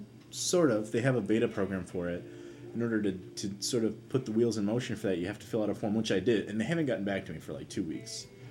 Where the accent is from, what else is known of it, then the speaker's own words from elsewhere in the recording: United States; as an American